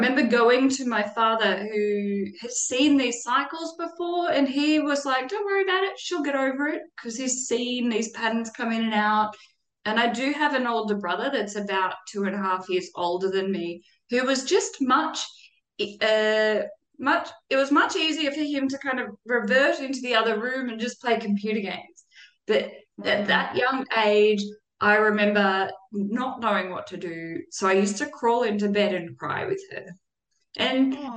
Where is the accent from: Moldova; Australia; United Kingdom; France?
Australia; I was born in Australia